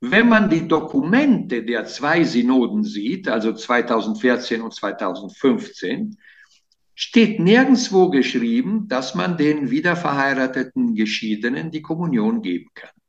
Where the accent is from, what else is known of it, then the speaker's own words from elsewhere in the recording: Italy; German is a second language; Äh, als Italiener, ja.